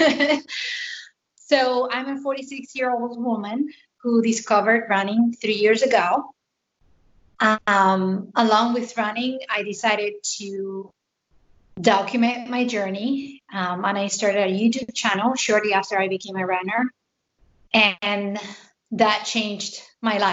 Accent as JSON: {"language": "English", "country": "Spain", "moved": "as an adult", "lives_now": "Pennsylvania, United States", "said": "I am a transplant. I am originally from Spain, and I moved here 12 years ago"}